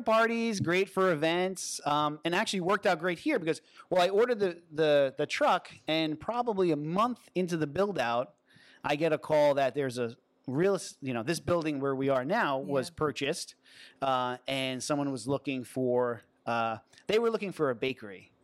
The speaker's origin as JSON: {"language": "English", "area": "Long Island", "region": "New York", "country": "United States", "tie": "born or raised there", "also_born_or_lived": "Manhattan, New York / New Rochelle, New York", "lives_now": "City Island, Bronx, United States", "said": "I grew up in Long Island, New York"}